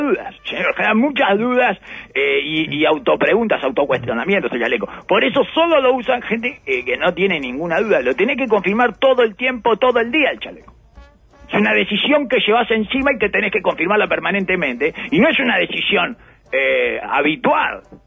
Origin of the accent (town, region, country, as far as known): Uruguay